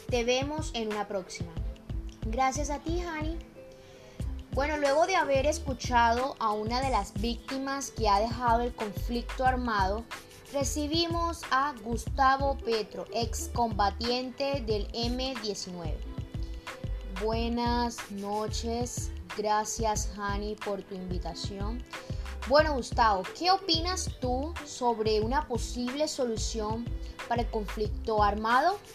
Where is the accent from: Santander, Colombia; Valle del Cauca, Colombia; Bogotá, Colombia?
Bogotá, Colombia; moved away; víctima de estos conflictos en nuestro país, Colombia. Bueno, tengo 43 años, soy de Bogotá.